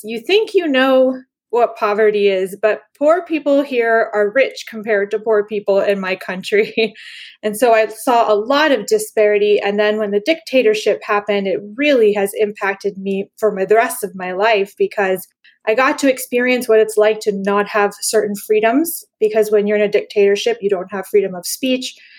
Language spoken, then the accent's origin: English; Panama; I grew up in Panama when it was a dictatorship